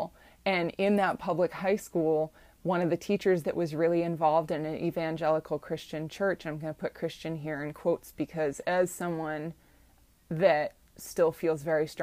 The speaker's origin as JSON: {"language": "English", "region": "Ohio", "country": "United States", "tie": "born or raised there", "moved": "yes", "said": "women's body parts, women's sexuality, where I grew up, is something that is viewed as an insult."}